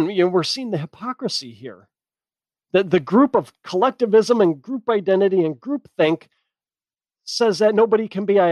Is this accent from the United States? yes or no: yes; United States; My identity lies in the fact that I am an American